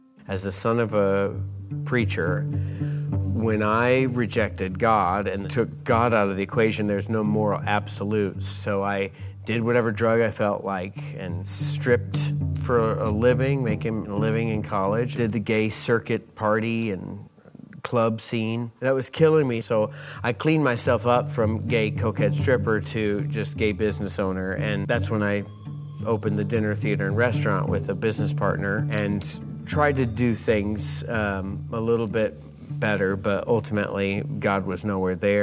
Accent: North Carolina, United States; moved away; also born or lived in Jacksonville, Florida; I was born in North Carolina, but lived most of my adult life in Jacksonville, Florida.

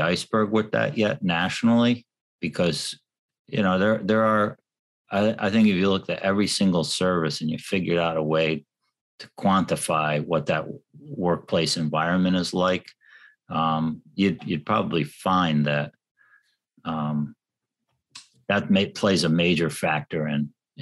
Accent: New York City, New York, United States; moved away; I come from New York City

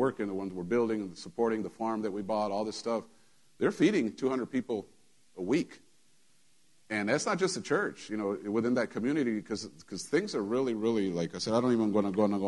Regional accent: United States; I'm an American

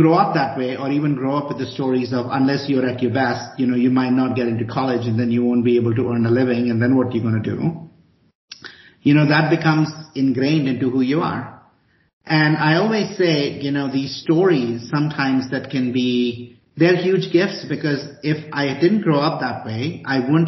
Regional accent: India; also born or lived in Chicago, United States; now in Boulder, United States; I grew up in India

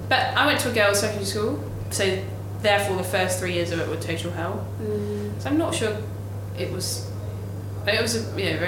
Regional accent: London, United Kingdom; I grew up in South London, Crystal Palace

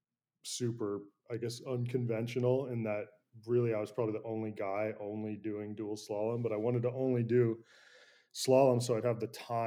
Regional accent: San Francisco, California, United States; I grew up in San Francisco, I grew up right next to the Presidio National Park

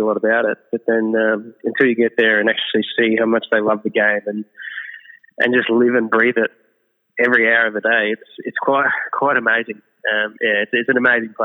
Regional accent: Victoria, Australia; moved away as an adult; also born or lived in South Australia; play some professional cricket in my home state

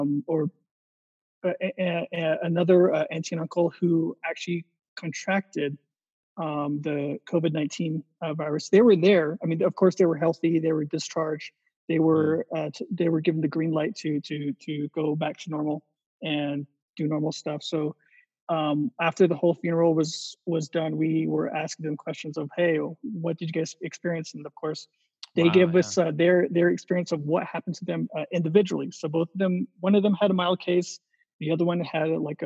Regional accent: New Mexico, United States; my hometown, here in New Mexico

